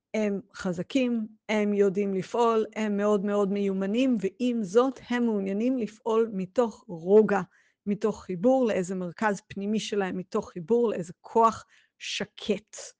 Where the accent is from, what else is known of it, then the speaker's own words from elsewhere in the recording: Israel; בתור ישראלים